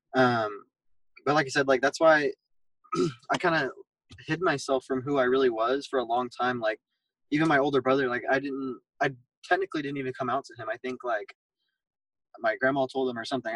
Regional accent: Fort Worth, Texas, United States; we are from Fort Worth

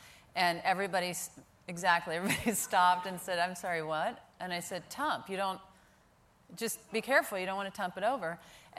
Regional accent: Pascagoula, Mississippi, United States; also born or lived in Jackson; I was born in Jackson, and then we moved down to Pascagoula, which is on the Gulf Coast.

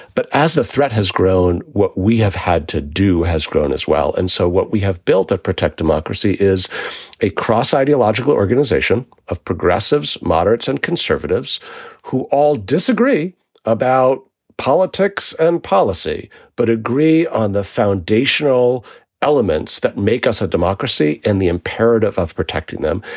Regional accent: New York City, New York, United States; I grew up in New York City in the nineteen eighties

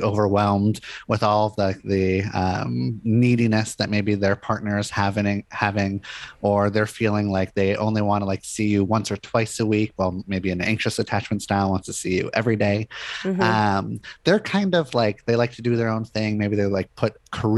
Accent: Los Angeles, California, United States; moved away as an adult; now in Portland, United States; I grew up in Los Angeles

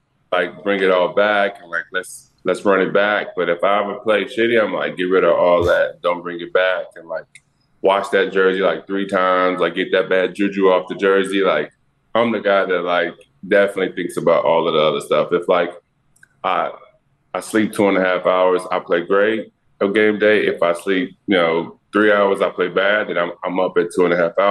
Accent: Dallas, Texas, United States; moved away as an adult; also born or lived in Portland / San Antonio / New York City; I'm from Dallas and, I have all my family in Texas. So it was just nice to come back home

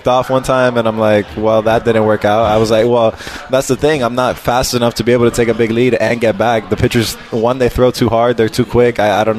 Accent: Miami, Florida, United States; I'm from Miami

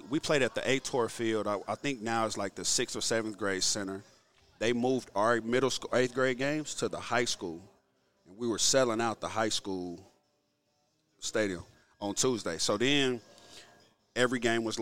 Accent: Oklahoma City, Oklahoma, United States; also born or lived in Owasso, Oklahoma; growing up in Oklahoma City

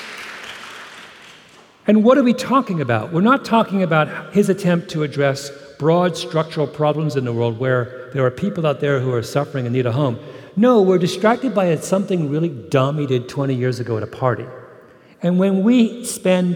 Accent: Canada; I'm Canadian

